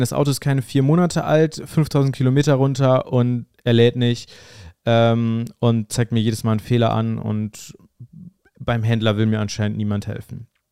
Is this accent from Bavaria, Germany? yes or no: no; North Rhine-Westphalia, Germany; hier bei uns in NRW